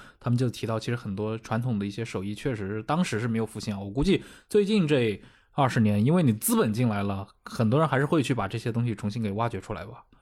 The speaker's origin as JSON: {"language": "Chinese", "town": "Anqing", "region": "Anhui", "country": "China", "said": "我是安徽人"}